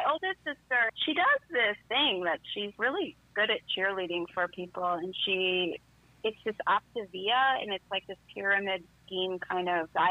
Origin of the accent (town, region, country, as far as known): Albion, Illinois, United States; born or raised there; also born or lived in Decatur, Illinois